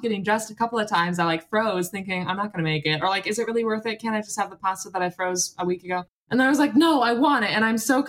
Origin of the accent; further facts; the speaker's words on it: United States; now in Australia; I'm American